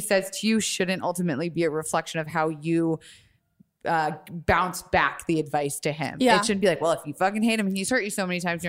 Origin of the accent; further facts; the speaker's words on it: Tampa, Florida, United States; I'm from Florida